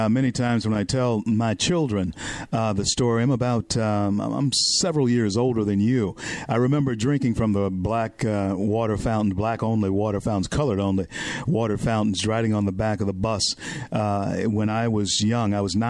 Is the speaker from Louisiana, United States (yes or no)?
yes; Louisiana, United States; moved away; also born or lived in Tampa, Florida; I'm from Louisiana